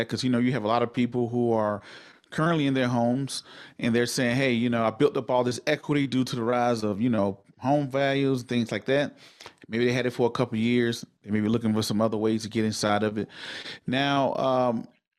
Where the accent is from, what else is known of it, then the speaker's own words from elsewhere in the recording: Denver, Colorado, United States; I'm from Denver, Colorado, but we're coming live from Honolulu, Hawaii